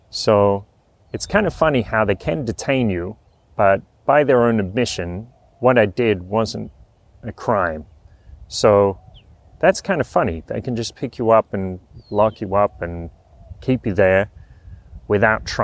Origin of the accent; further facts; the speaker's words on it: Australia; accent: broad Aussie; that around talking in a in a broad Aussie accent, and people ask me, people like to ask me where my accent is from.